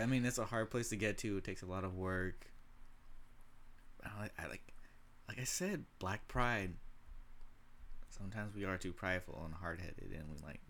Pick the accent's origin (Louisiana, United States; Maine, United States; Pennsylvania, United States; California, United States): California, United States; You wouldn't know. I'm from California. I can get that.